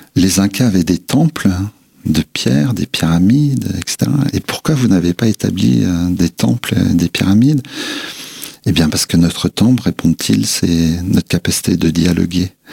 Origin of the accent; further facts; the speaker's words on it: Nancy, Grand Est, France; also born or lived in Vosges / Brazil; Les racines sont vosgiennes, mais je suis né à Nancy